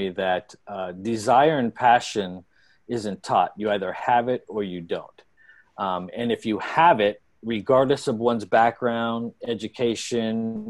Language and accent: English; San Francisco, California, United States; Born and raised in San Francisco